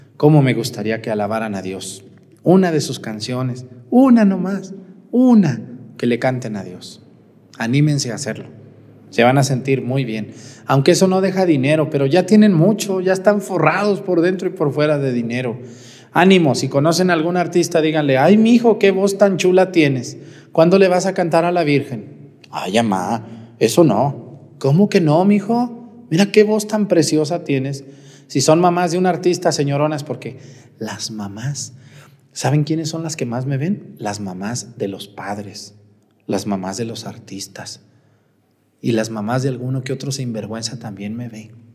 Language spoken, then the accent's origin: Spanish; Mexticacán, Jalisco, Mexico; moved away; mi mamá Josefina, que está allá en mi pueblo, en Mestigacán